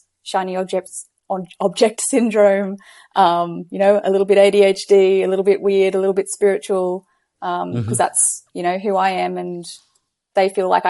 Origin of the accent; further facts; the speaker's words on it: Gold Coast, Queensland, Australia; I'm from Australia on the Gold Coast.